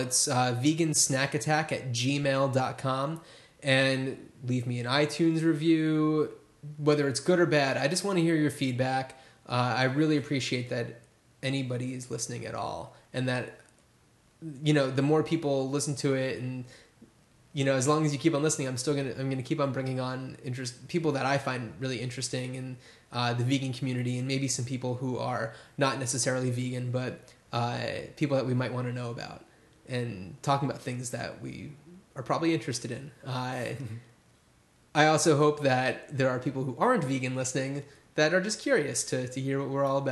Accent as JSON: {"language": "English", "region": "New Jersey", "country": "United States", "moved": "yes", "said": "I'm from New Jersey, where it's, like, all about the sandwiches"}